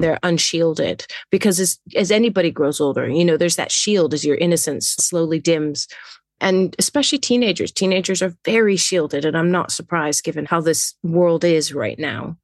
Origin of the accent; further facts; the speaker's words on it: England, United Kingdom; moved away; also born or lived in Netherlands; I'm British. I was born in England